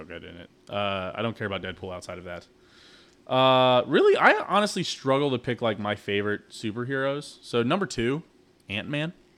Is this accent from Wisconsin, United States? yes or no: no; Kansas City, Missouri, United States; We're from Kansas City.